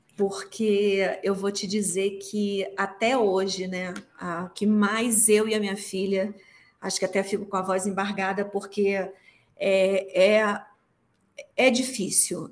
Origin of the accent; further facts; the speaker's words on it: Rio de Janeiro, Brazil; moved away as an adult; now in Mexico; eu sou carioca